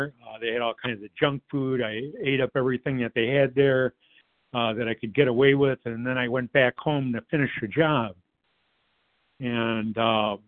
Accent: Detroit, Michigan, United States; I grew up in the Metro Detroit area

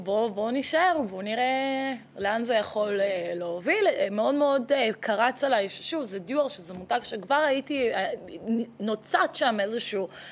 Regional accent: Israel; also born or lived in Latvia / Tel Aviv, Israel; נולדתי בלטביה, נולדת עליתי בלטביה. לארץ אה, בגיל שנתיים, אז ככה שאני ישראלית אה, לכל דבר

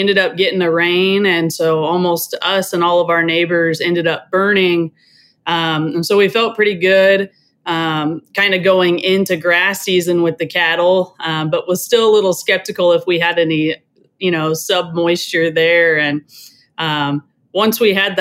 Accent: Americus, Kansas, United States; I'm a fourth generation farm and rancher in East Central Kansas. Americus is my hometown

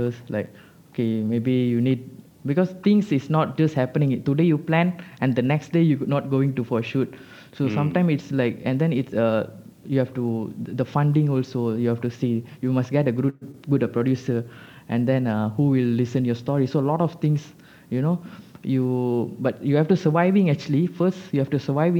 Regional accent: Malaysia; As a Malaysian

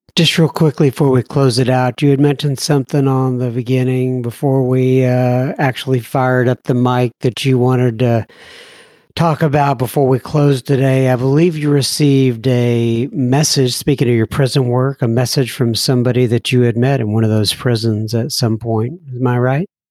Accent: Texas, United States; I'm from Texas

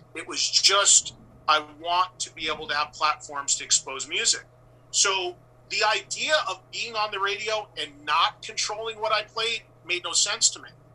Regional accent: West Orange, New Jersey, United States; a few towns over from where I grew up in West Orange, New Jersey

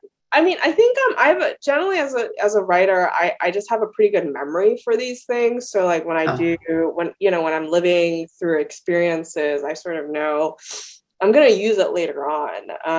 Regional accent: Australia; also born or lived in China / Canada; now in United States; I was born in China. I went to elementary school in Australia, Canada. I came to the United States.

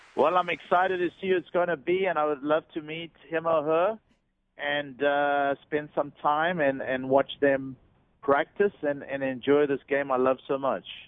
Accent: South Africa; moved away; when I grew up back in South Africa

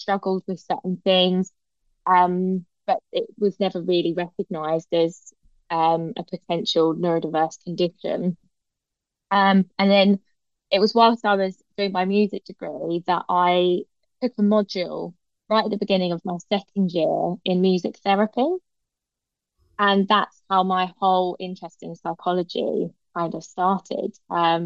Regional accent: Hertfordshire, East of England, United Kingdom; also born or lived in London; I was born in London, lived there for a few years before I eventually moved to Hertfordshire

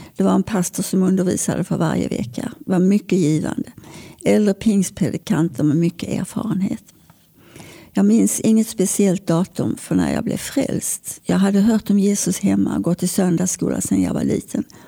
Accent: Malmö, Skåne, Sweden; När jag föddes bodde vi i Limhamn

